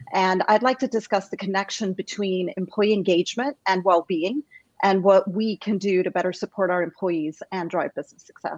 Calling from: California, United States; I'm calling from sunny California

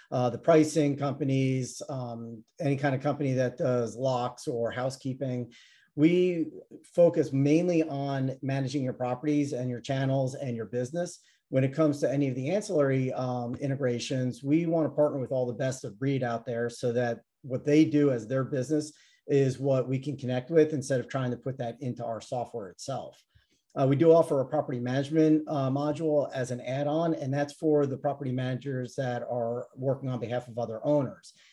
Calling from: Atlanta, Georgia, United States; Uh, Atlanta, Georgia.

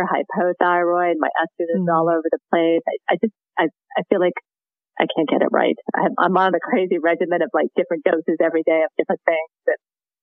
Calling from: Richmond, Virginia, United States; I'm calling from Richmond, Virginia.

